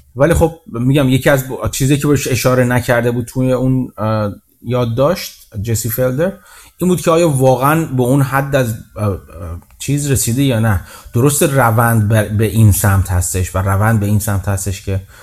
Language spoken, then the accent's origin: Persian; Iran; now in Canada; من ایرانی خارج از ایران هستم